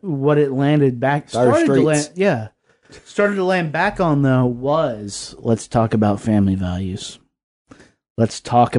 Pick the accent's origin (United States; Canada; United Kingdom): United States; Lynchburg, Virginia; I grew up in Lynchburg, Virginia. It was a conservative ass town. Jerry Falwell was from there.